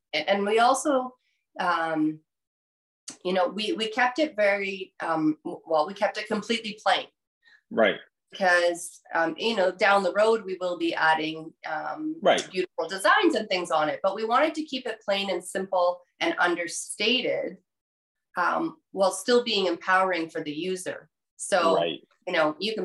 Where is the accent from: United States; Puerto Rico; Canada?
Canada; myself as a Canadian